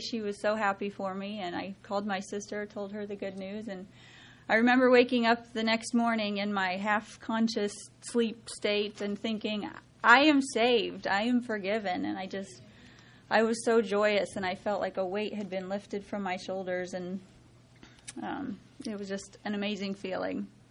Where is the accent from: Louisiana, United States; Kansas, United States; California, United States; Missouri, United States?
Kansas, United States; Osborne; I grew up in Osborne, Kansas. It's a very small community, about four hours west of here.